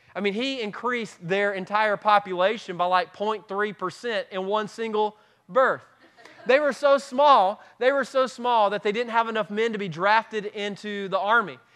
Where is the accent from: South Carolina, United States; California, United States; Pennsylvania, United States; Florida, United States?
South Carolina, United States; Moonville; also born or lived in Simpsonville; we're not from West Pelzer, we're from Moonville